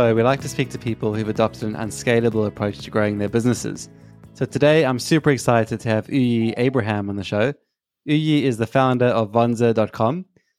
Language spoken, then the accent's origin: English; South Africa; moved away as an adult; also born or lived in Cape Town; now in London, United Kingdom; I'm from Africa as well. I'm from South Africa. So I moved to London as well. I had a job in Cape Town and then moved here.